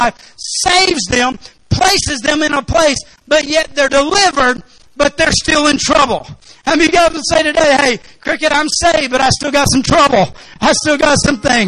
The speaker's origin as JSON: {"language": "English", "region": "Arkansas", "country": "United States", "said": "I'm from Arkansas"}